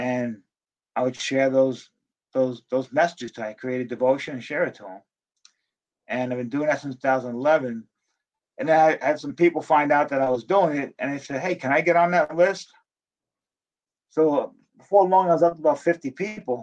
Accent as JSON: {"language": "English", "town": "Dumont", "region": "New Jersey", "country": "United States", "tie": "born or raised there", "said": "because I grew up in New Jersey, I was a Giants fan"}